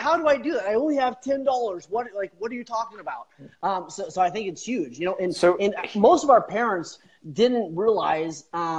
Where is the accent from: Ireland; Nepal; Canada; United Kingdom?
Canada; also born or lived in Kansas / Alaska; I grew up in born in Kansas. Grew up in Canada. 10 years in Alaska.